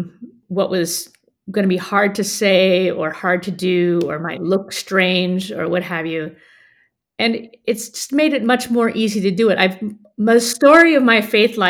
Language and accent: English; United States; I'm American